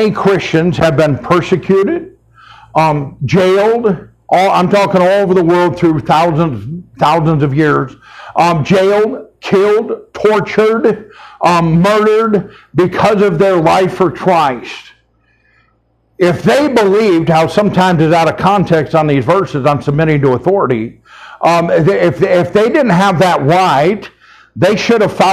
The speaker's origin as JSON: {"language": "English", "country": "United States"}